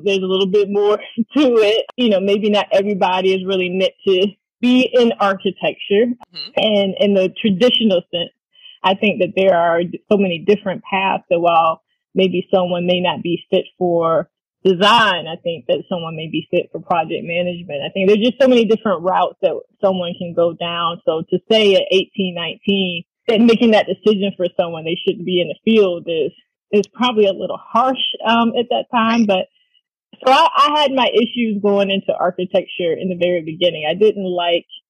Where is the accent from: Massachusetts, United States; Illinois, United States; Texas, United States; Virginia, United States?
Virginia, United States; Hampton Roads; I grew up in Hampton Roads, which is also right down the street from Norfolk State